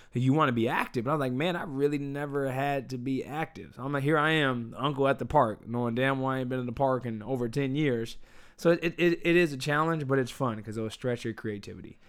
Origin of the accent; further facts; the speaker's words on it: United States; I'm an American